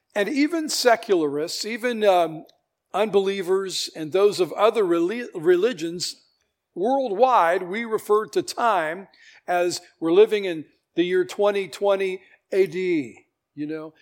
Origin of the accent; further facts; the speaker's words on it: United States; I'm American, I'm a citizen of the world